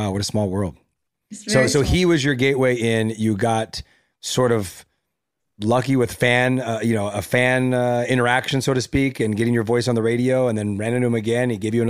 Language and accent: English; La Puente, California, United States; I'm from LA as well, but I grew up in La Puente.